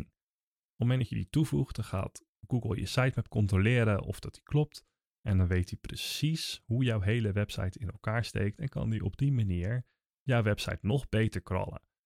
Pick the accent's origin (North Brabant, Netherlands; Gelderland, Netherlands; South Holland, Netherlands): South Holland, Netherlands; Naaldwijk; ik kom zelf uit Naaldwijk